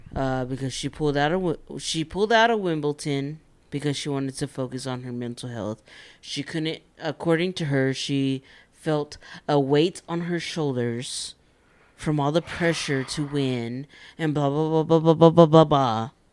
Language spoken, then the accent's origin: English; Texas, United States; we're from Texas